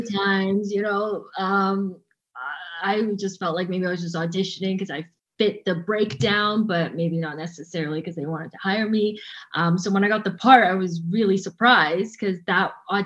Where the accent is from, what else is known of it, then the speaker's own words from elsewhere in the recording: Vancouver, British Columbia, Canada; now in Toronto, Canada; And I grew up in Vancouver. I live in Toronto.